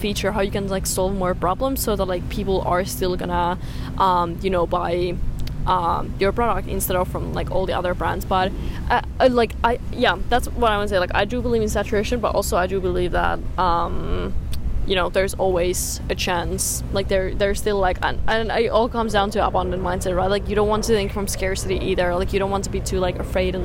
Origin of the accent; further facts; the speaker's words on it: Finland; where I'm from Finland, like, the summer in my country is so short